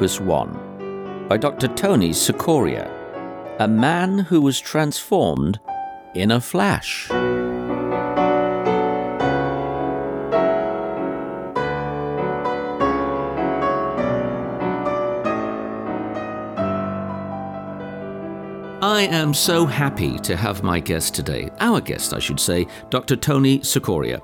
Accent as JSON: {"language": "English", "country": "United Kingdom", "said": "being a Brit"}